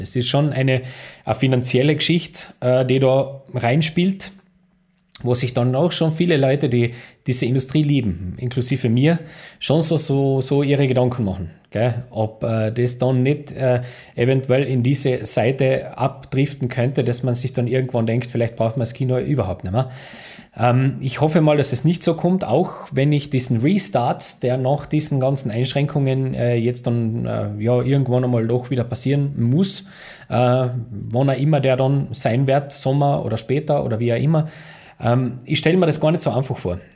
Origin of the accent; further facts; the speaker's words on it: Austria; bei uns in Österreich